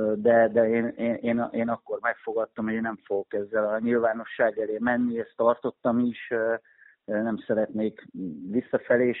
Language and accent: Hungarian; Pécs, Baranya, Hungary; ide születtem, én Pécsi vagyok